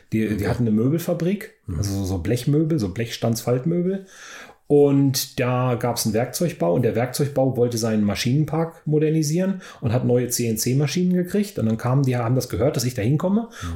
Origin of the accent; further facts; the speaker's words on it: Weserbergland, Lower Saxony, Germany; moved away as an adult; also born or lived in Oklahoma, United States; da wo ich aufgewachsen bin, ich bin in meiner Jugend da viel äh, Fahrrad gefahren, kenne das Weser-Bergland relativ gut